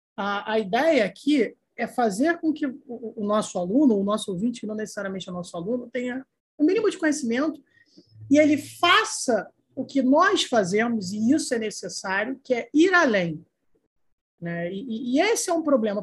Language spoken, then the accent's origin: Portuguese; Brazil; Eu sou ítalo-brasileiro, eu sei que se eu pisar na Itália, eu não sou considerado italiano.